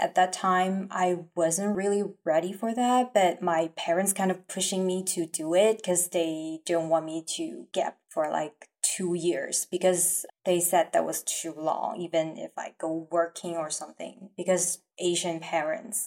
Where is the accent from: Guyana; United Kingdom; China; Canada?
China; English is a second language; also born or lived in Irvine, California; now in California, United States; I was from China, and I was an international student, and I was in UC Irvine for my undergrad study